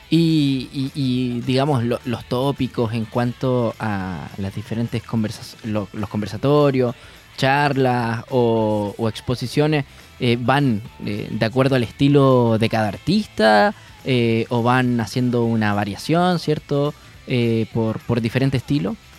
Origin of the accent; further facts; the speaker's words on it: Punta Arenas, Magallanes and Chilean Antarctica, Chile; moved away; yo soy de Punta Arena, entonces lluvia ya tuve ya mucho, mucho